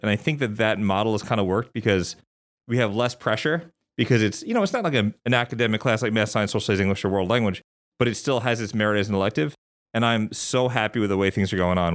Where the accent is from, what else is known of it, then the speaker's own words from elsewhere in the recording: Long Island, New York, United States; moved away as an adult; also born or lived in Clemson, South Carolina / Atlanta, Georgia / Cleveland, Ohio / Memphis, Tennessee; I'm from New York. I'm from Long Island.